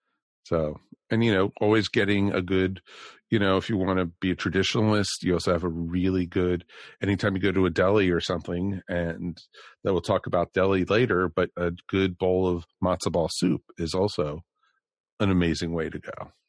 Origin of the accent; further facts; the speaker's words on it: Maryland, United States; growing up in Maryland